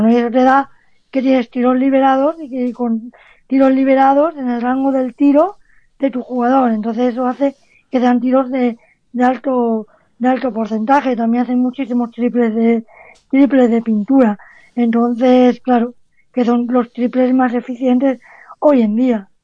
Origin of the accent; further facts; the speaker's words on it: Spain; somos más entrenadores españoles